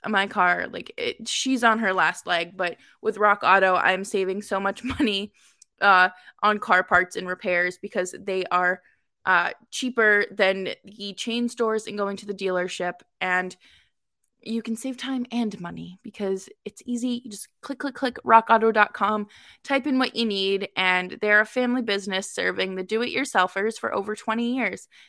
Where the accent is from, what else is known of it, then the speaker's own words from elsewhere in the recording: Boston, Massachusetts, United States; as a Bostonian